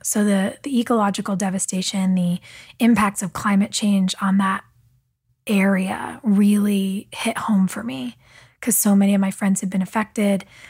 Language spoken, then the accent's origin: English; Southern California, United States; back when I was a kid, growing up in Southern California